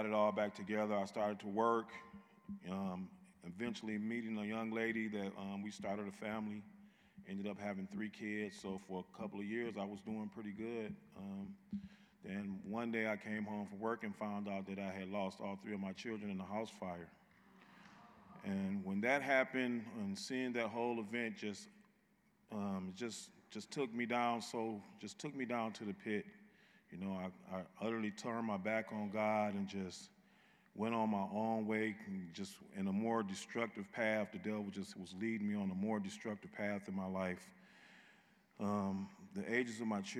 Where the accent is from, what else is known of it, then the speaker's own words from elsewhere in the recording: Muskegon, Michigan, United States; I'm from Muskegon, Michigan.